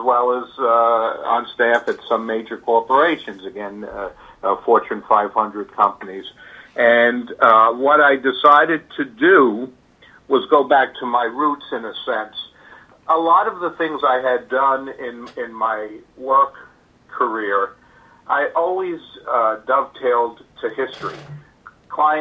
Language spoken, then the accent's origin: English; New York City, New York, United States; I'm a New Yorker by birth. I was raised in the Bronx